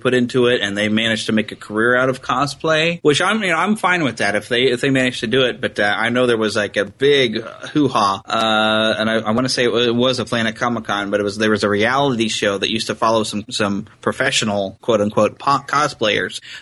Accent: United States; I'm pure American

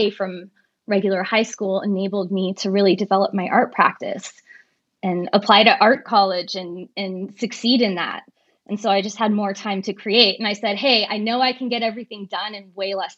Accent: San Francisco, California, United States; now in Los Angeles, United States; I was raised in San Francisco

